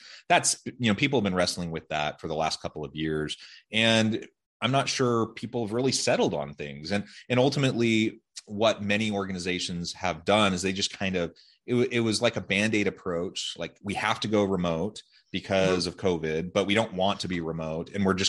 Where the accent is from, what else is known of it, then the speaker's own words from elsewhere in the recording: Portland, Oregon, United States; now in Utah, United States; I grew up in Portland, Oregon area. I love the West Coast. I love the Pacific Northwest in particular.